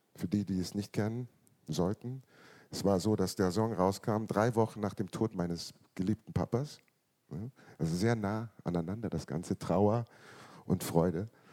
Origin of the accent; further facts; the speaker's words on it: Munich, Bavaria, Germany; Ich bin in München geboren worden, neunzehnhundertfünfundsiebzig